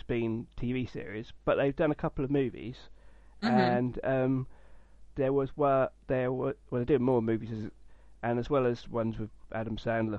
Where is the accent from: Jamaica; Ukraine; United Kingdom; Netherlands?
United Kingdom; as a British person.